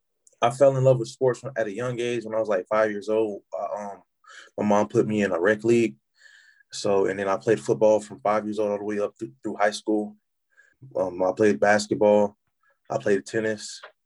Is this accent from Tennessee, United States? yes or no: yes; Tennessee, United States; moved away as an adult; now in South Carolina, United States; I'm from Tennessee